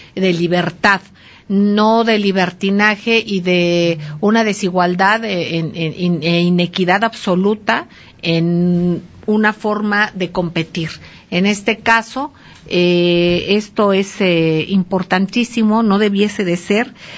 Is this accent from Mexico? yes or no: yes; Mexico